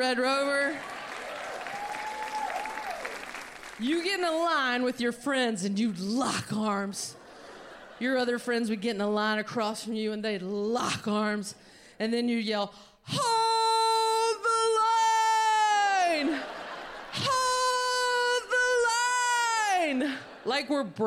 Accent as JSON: {"language": "English", "region": "North Carolina", "country": "United States", "tie": "born or raised there", "said": "I'm from North Carolina"}